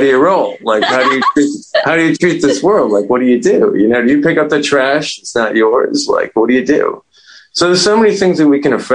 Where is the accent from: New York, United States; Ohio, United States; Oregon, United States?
New York, United States; I grew up in New York in the 70s